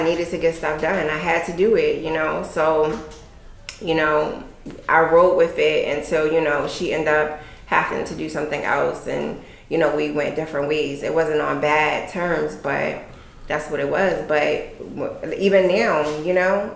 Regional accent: Chester, Pennsylvania, United States; I'm from Pennsylvania. I'm from Chester

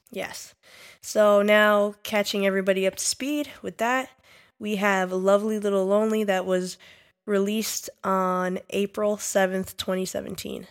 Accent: New York, United States; We are specifically from New York

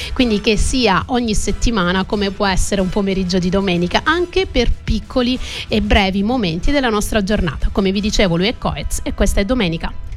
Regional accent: Calabria, Italy; sono calabrese

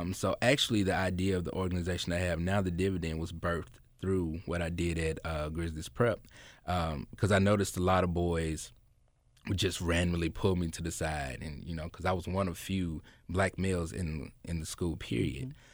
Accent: Memphis, Tennessee, United States; I grew up right there on Neely Road, uh, went to Graves Elementary

